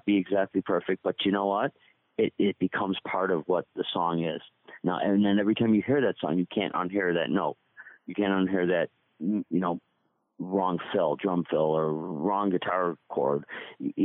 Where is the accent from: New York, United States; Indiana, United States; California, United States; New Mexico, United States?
New York, United States; Buffalo; I'm from Buffalo